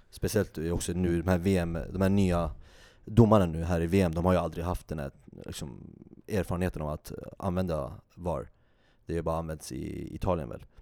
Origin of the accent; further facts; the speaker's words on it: Sweden; vi som är svenskar